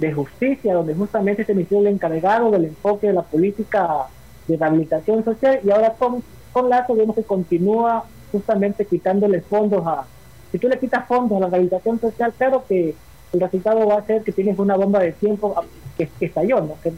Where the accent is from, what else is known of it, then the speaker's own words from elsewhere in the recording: Esmeraldas, Ecuador; Esmeralda, que es mi ciudad natal